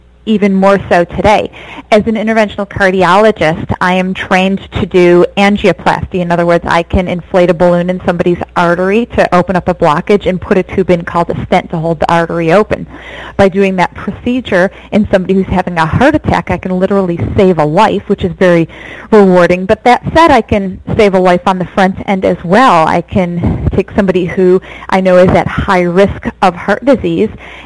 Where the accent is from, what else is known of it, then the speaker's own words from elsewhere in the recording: Michigan, United States; moved away as an adult; also born or lived in upstate New York / Detroit / Rochester; now in Los Angeles, United States; I grew up in Michigan